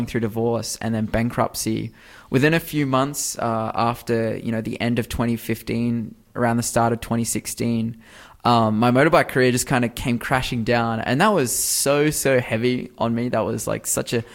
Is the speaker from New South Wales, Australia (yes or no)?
yes; Newcastle, New South Wales, Australia; I'm actually from the Newcastle area. I'm really fortunate to be from here. I love Newcastle.